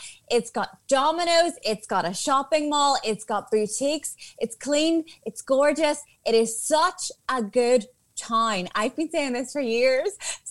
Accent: Magherafelt, Northern Ireland, United Kingdom; I had to go to Macrofelt, my hometown.

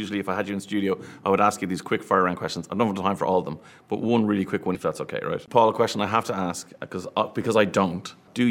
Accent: Ireland; being Irish men, the three of us

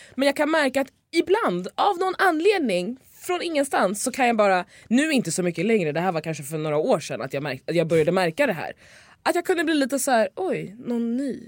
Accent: Lidingö, Stockholm County, Sweden; Jag är ju uppväxt ute på Lidingö, det är en, eh, en ö utanför Stockholm

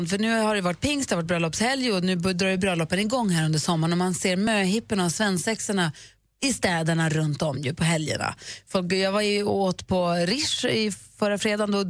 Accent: Lund, Skåne, Sweden

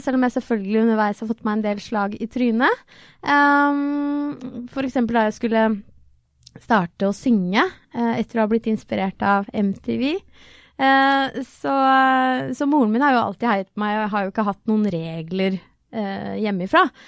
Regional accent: Trøgstad, Østfold, Norway; jeg kommer jo fra Trøgstad

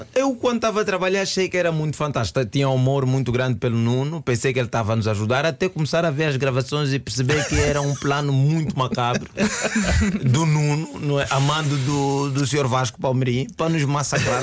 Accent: Angola; now in Portugal; como angolano

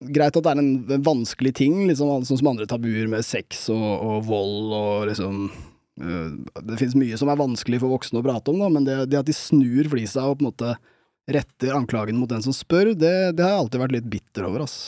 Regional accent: Bærum, Akershus, Norway; jeg har vokst opp i Bærum

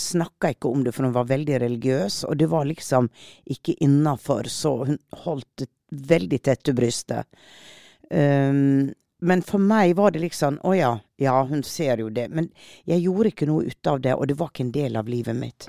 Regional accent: Western Norway, Norway; jeg er vestlending

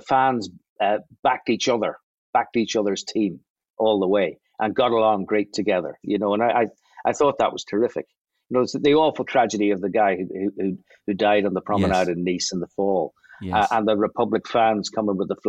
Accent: Belfast, Northern Ireland, United Kingdom; I'm from East Belfast

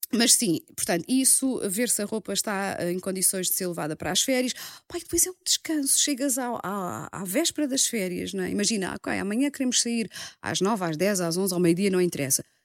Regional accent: Margem Sul, Lisbon, Portugal; eu sou da Margem Sul

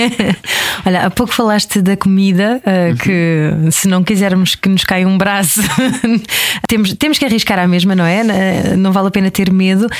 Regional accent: Portugal; eu como portuguesa

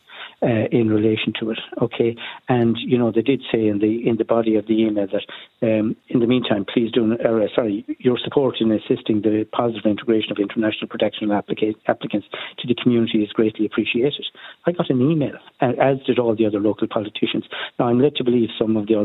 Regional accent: Oughterard, Connacht, Ireland; I'm from Uachtaráid

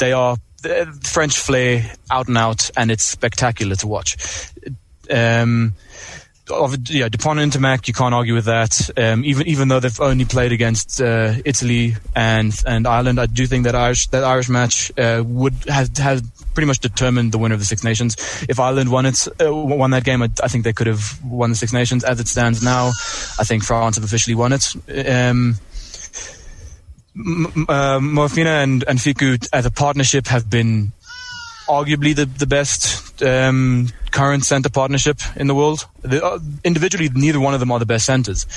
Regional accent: South Africa; as a South African

